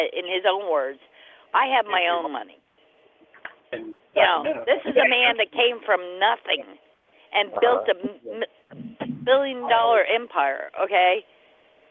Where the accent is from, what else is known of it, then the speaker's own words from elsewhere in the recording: New Jersey, United States; I'm from New Jersey